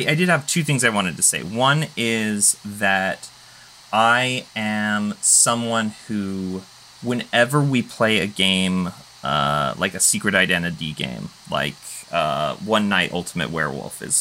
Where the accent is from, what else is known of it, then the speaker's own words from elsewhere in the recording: Utah, United States; moved away as an adult; also born or lived in Seattle / San Diego / Los Angeles; now in Ohio, United States; originally from Utah. I lived in Seattle for 8 months after living in Utah. I lived in San Diego for a little while during college, and then LA, then Ohio.